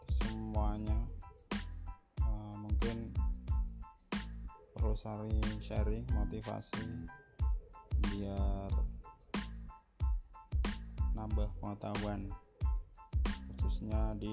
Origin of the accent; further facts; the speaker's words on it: Banjarnegara, Central Java, Indonesia; now in Surakarta, Indonesia; Saya dari Banjarnegara, orang Gunung yang merantau di Solo.